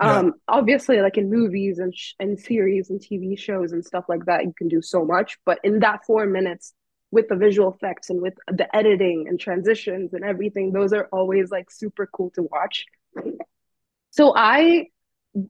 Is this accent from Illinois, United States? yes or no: no; California, United States; born there; also born or lived in Texas / India; now in New York, United States; I was born in California, lived there for a while, and then I moved to Texas, lived there for a while. I even lived in India for a couple of years, and then for college, I moved to New York.